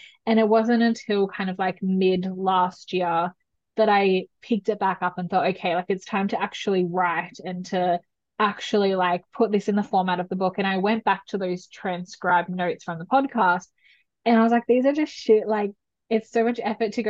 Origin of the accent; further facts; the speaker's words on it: New South Wales, Australia; I was living away from my hometown where I'm back again in New South Wales